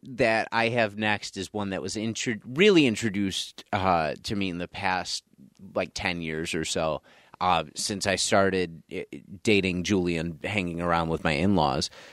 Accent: North Tonawanda, New York, United States; I grew up in North Tonawanda and went to North Tonawanda High School

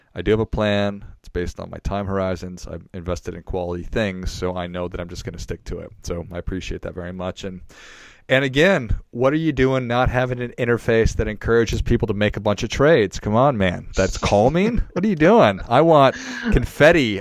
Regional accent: Duluth, Minnesota, United States; I was from Duluth, Minnesota

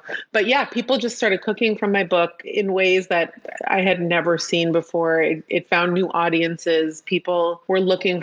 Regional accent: Palo Alto, California, United States; I grew up in an Orthodox community, but I grew up in Palo Alto, California, where it wasn't by any means a Jewish neighborhood

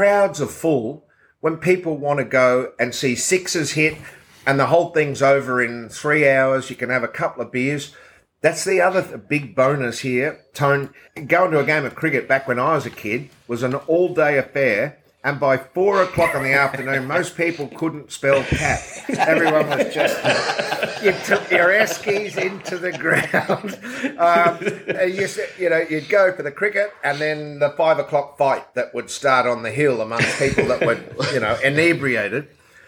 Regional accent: Lakeland, Florida, United States; I used to go and watch the Detroit Tigers spring training every year, which was in Lakeland in my hometown.

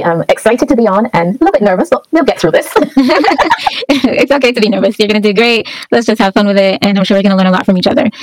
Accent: Barbados; now in Calgary, Canada; I'm from the Caribbean, so I'm assuming you're from the Caribbean. I am a born and bred Barbadian.

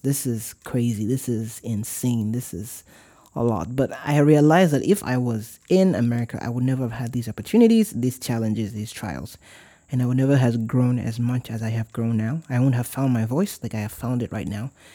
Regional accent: Warri, Delta, Nigeria; moved away; I'm from Warri

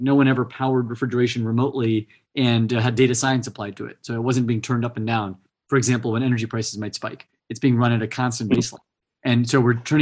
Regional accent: Fresno, California, United States; I grew up in the Central Valley in California in an ag town called Fresno

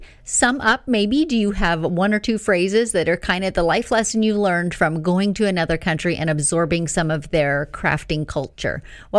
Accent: Northern Canada, Canada; I grew up in Northern Canada too, and we had long winters with low lights in the winter.

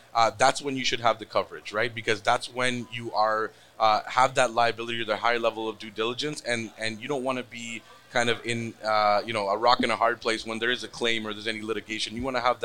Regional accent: Toronto, Ontario, Canada; I am from Toronto

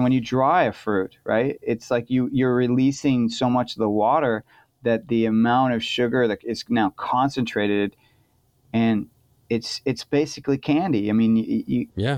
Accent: California, United States; now in Portland, United States; I'm from California

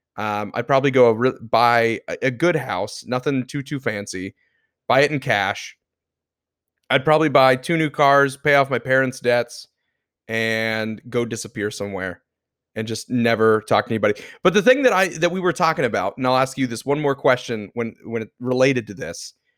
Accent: Florida, United States; born and raised in Florida

